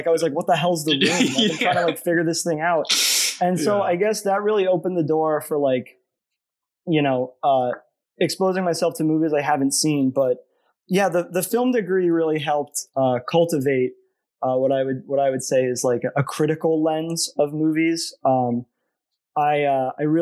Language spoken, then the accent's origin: English; Columbus, Ohio, United States; moved away as an adult; now in Ithaca, United States; I grew up in Columbus, Ohio